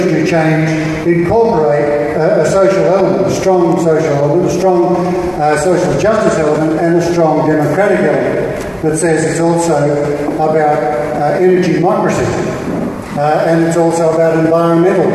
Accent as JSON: {"language": "English", "region": "Queensland", "country": "Australia", "tie": "born or raised there", "said": "the Queensland example because it's my home state"}